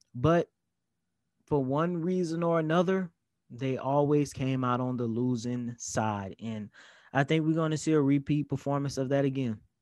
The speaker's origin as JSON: {"language": "English", "town": "New Orleans", "region": "Louisiana", "country": "United States", "tie": "born or raised there", "said": "my hometown team in the New Orleans Saints"}